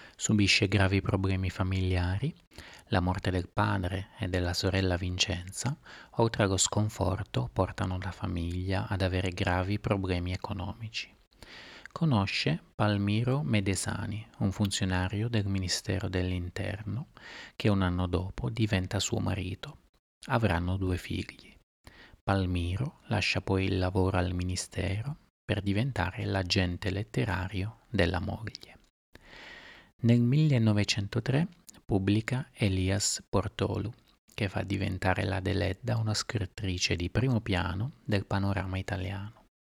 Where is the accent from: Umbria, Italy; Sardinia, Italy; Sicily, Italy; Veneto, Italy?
Sardinia, Italy; Sono nata in Sardegna.